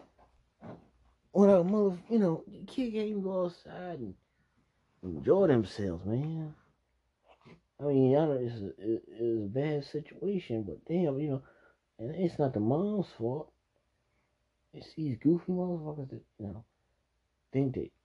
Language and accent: English; Maryland, United States; I'm not from DC. I'm from Maryland.